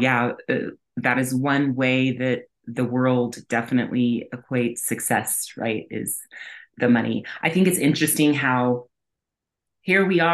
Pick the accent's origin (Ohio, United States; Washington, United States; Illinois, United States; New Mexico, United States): New Mexico, United States; I'm from New Mexico